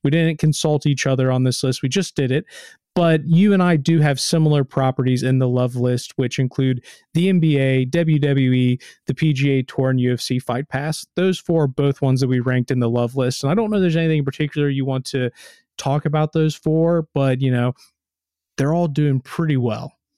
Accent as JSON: {"language": "English", "country": "United States", "said": "I'm American."}